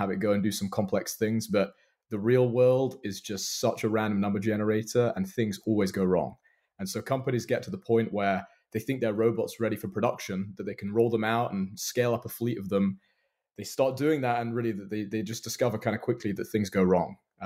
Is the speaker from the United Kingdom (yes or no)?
yes; London, United Kingdom; moved away as an adult; now in Seattle, United States; So I'm originally from London, now living in Seattle. So you might hear a bit of an accent.